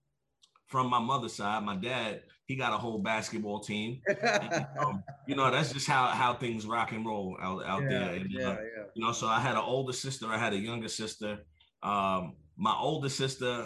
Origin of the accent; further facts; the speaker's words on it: New York City, New York, United States; now in California, United States; I'm from New York, born and raised, Brooklyn to be exact